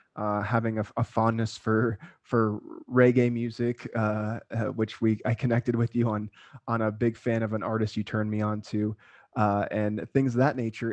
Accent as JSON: {"language": "English", "region": "South Florida", "country": "United States", "tie": "born or raised there", "also_born_or_lived": "Okinawa, Japan / Hawaii", "moved": "yes", "said": "I grew up in South Florida"}